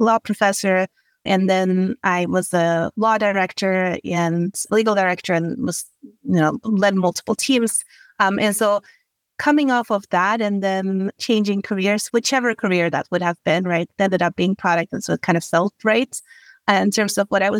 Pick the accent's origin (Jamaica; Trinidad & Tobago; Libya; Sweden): Sweden; moved away as an adult; also born or lived in London / Dublin; now in United States; I grew up in Sweden